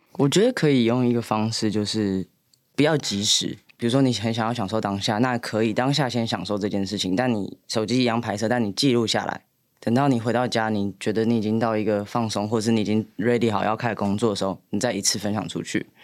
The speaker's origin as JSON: {"language": "Chinese", "town": "Hualien", "region": "Hualien County", "country": "Taiwan", "tie": "born or raised there", "moved": "yes", "lives_now": "Taipei, Taiwan", "said": "因为我们两个其实是花莲长大的小孩"}